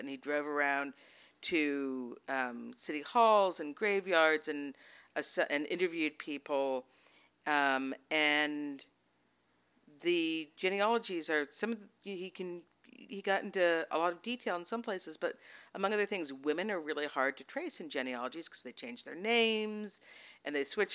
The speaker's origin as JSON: {"language": "English", "region": "Massachusetts", "country": "United States", "tie": "born or raised there", "also_born_or_lived": "Portland, Oregon", "moved": "yes", "lives_now": "Texas, United States", "said": "I live in Texas now. I was raised in Massachusetts mostly, and also a bit in Portland, Oregon"}